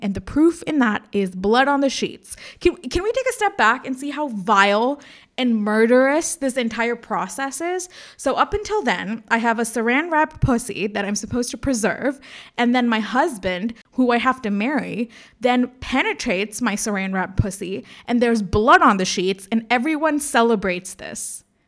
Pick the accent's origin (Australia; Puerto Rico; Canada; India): India; moved away as an adult; also born or lived in United States; I'm Indian